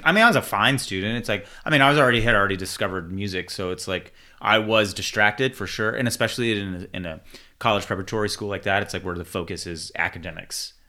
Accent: Houston, Texas, United States; I was born in America as an inner-city kid in Houston, Texas

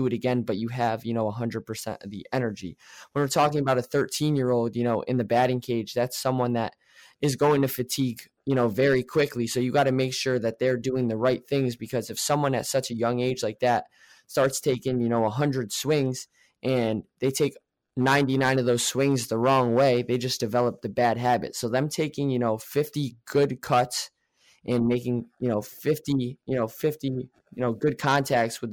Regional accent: New York, United States; I am from New York

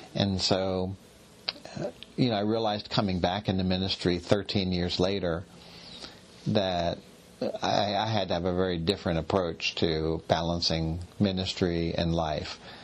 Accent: Philadelphia, Pennsylvania, United States; moved away as an adult; also born or lived in Indiana, Pennsylvania; now in Pittsburgh, United States; I was born in Philadelphia and moved to Pittsburgh after I got married

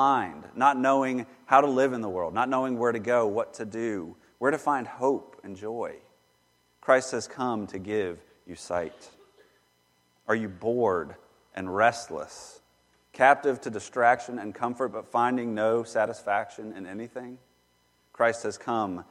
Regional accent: Charlotte, North Carolina, United States; Growing up in Charlotte

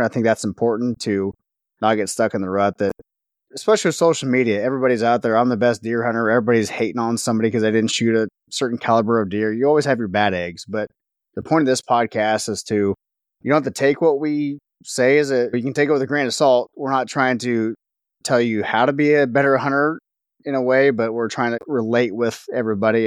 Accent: Northwest Missouri, United States; I grew up in Northwest Missouri

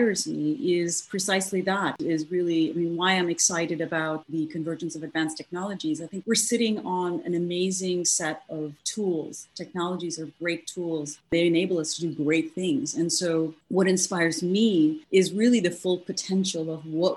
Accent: Morocco; moved away as an adult; also born or lived in India; now in United States; I was born in India and I grew up in North Africa in Morocco and came here to the US many, many years ago to pursue my university studies.

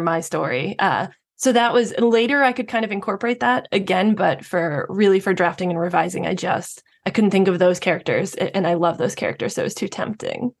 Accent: New York, United States; I'm a New Yorker myself. I have always lived in New York

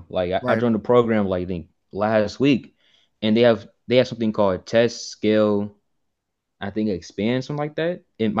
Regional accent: Fairfield, California, United States; from Fairfield, California.

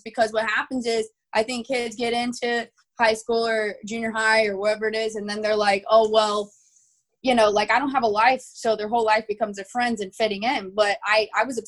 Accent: Texas, United States; I'm from Texas

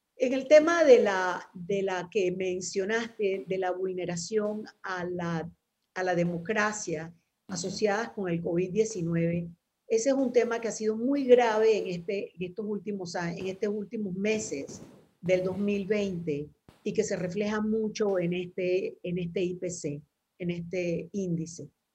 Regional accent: Panama

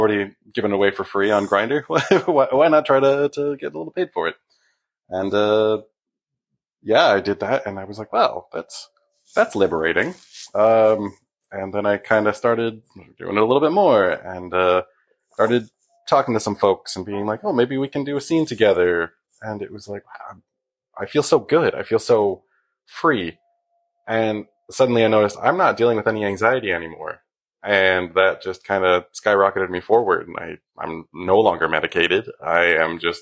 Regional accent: near Toronto, Ontario, Canada; I'm from Canada, and near Toronto.

